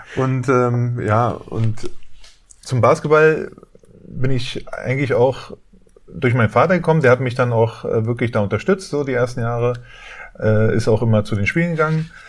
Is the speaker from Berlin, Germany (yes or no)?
yes; Berlin, Germany; ich bin in Westberlin aufgewachsen, in Wedding